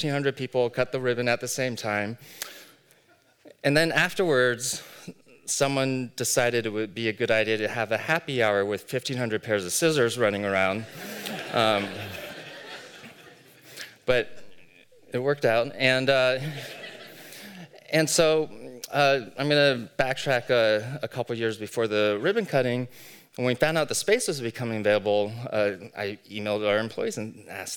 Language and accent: English; Bay Area, California, United States; now in Las Vegas, United States; I grew up in the Bay Area